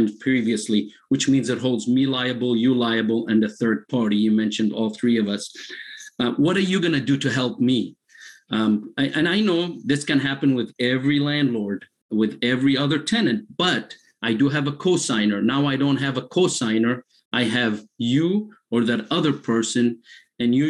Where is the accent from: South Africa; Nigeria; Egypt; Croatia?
Egypt; now in Lawrence, United States; I'm originally from Egypt